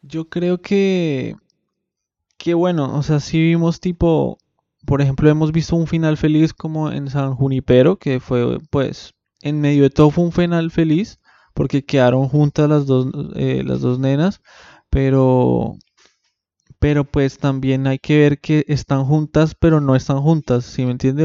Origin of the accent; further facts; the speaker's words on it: Bogotá, Colombia; now in Buenos Aires, Argentina; como bogotano que soy